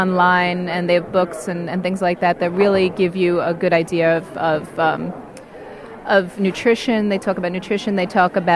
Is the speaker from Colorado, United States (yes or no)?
no; Ithaca, New York, United States; Ithaca, New York.